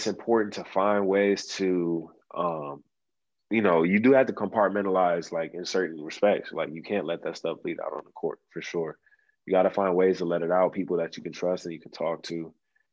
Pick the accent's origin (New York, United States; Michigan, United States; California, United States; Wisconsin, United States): Michigan, United States; Auburn Hills; it was at the Palace, you know, my hometown.